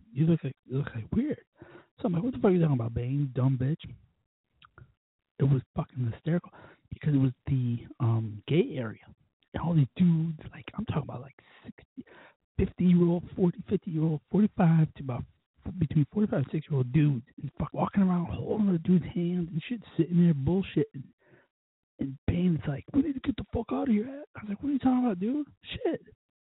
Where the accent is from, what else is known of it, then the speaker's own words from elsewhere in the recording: Scranton, Pennsylvania, United States; I'm from a very small community called Scranton, Pennsylvania